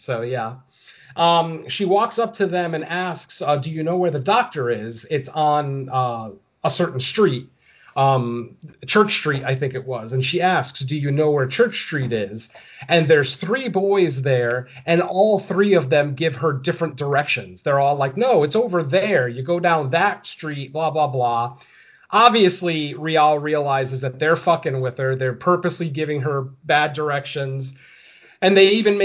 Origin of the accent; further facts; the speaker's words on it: United States; I'm American